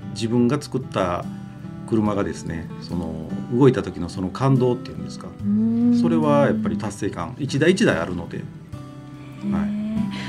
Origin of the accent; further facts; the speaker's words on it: Osaka, Japan; moved away as an adult; now in Kobe, Japan; もともとは大阪府生まれで、神戸に住んだのはもうこの10年ぐらいです